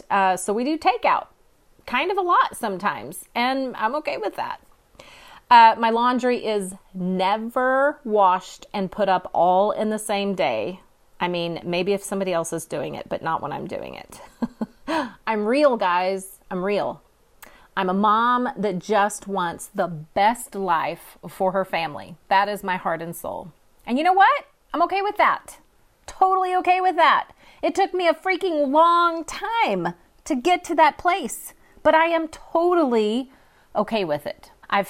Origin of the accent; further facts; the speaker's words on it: California, United States; now in Oklahoma, United States; I'm actually transplanted from California. And I wouldn't trade it for the world.